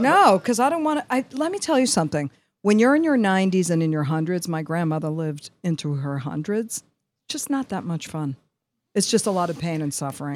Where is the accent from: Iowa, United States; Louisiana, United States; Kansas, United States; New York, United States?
New York, United States; I'm from New York, and, you know, I have an affect, the affect of a New